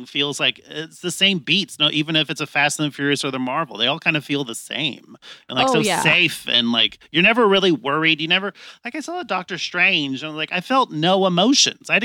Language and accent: English; San Jose, California, United States; I grew up in San Jose, which is a metropolis